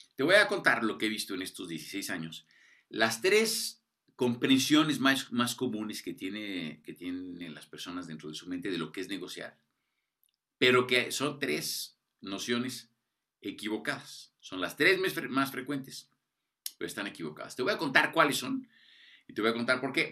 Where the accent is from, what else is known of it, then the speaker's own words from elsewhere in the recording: Mexico; cómo somos los mexicanos, los latinoamericanos, ¿no? pero particularmente los mexicanos